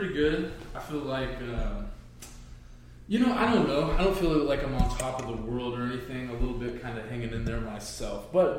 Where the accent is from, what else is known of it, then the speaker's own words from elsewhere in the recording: Evansville, Indiana, United States; moved away as an adult; now in Fort Wayne, United States; Indiana. My wife and I have been up here in Fort Wayne since 2016. We really like it. I'm originally from the Evansville area, so the very bottom of the state, about 5 hours south of here.